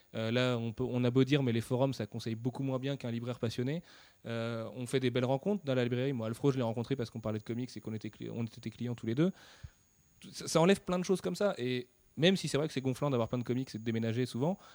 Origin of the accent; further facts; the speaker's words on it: France; on est français